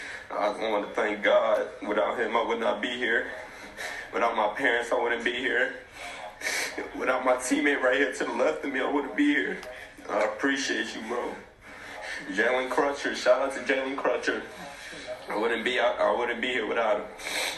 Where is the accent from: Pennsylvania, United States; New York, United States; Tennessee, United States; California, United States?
New York, United States; I'm from New York.